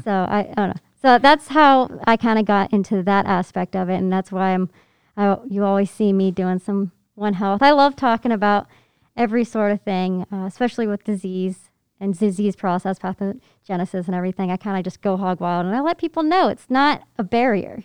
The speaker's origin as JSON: {"language": "English", "region": "Pennsylvania", "country": "United States", "tie": "born or raised there", "moved": "yes", "said": "I grew up in Pennsylvania"}